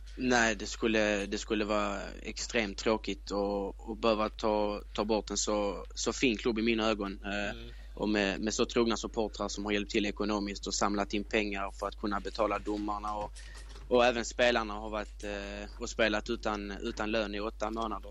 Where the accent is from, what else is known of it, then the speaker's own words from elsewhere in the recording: Sweden; jag är svensk